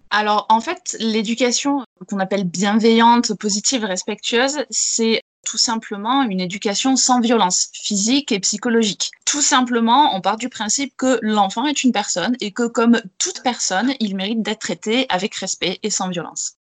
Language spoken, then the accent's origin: French; Gers, Occitania, France; J'ai été élevée en plein air, en plein Gers